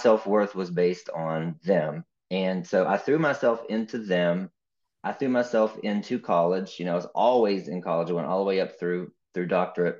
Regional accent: West Virginia, United States; I grew up in West Virginia

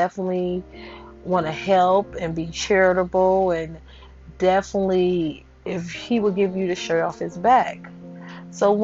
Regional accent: Chicago, Illinois, United States; I am from Chicago, Illinois.

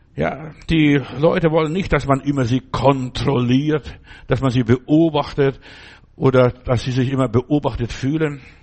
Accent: Germany; also born or lived in Stuttgart; bei uns in Deutschland damals

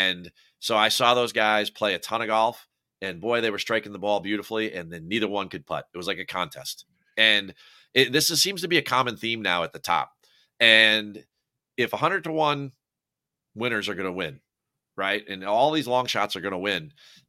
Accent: New Jersey, United States; I'm from New Jersey. I butcher the language.

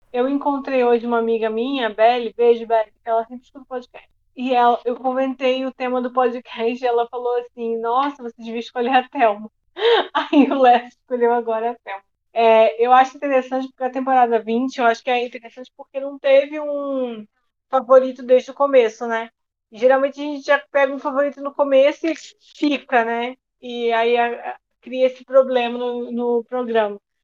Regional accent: Cabo Frio, Rio de Janeiro, Brazil; moved away; also born or lived in Belo Horizonte; nessa época eu morava em Belo Horizonte, mas eu sou de Cabo Frio

